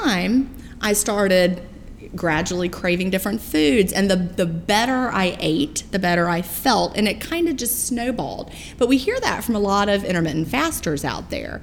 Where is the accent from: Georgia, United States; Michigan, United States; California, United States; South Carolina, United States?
Georgia, United States; Augusta; I'm from Augusta, Georgia